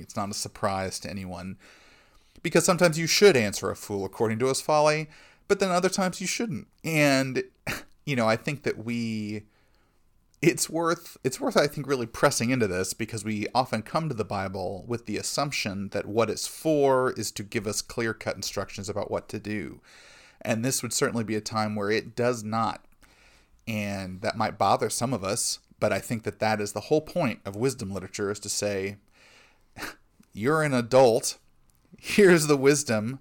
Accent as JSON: {"language": "English", "country": "United States", "said": "as American Christians"}